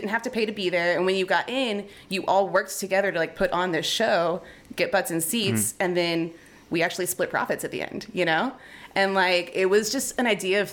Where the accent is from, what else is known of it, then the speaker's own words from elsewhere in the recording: Houston, Texas, United States; I grew up in Houston, so there are hurricanes